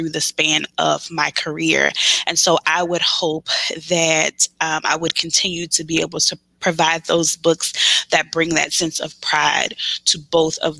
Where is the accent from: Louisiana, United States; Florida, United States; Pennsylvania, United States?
Louisiana, United States; Baton Rouge; I am from Baton Rouge, Louisiana